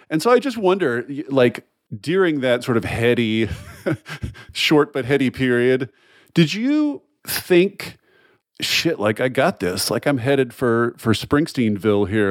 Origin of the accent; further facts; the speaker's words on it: the South, United States; we were both born in the South, born and raised in the South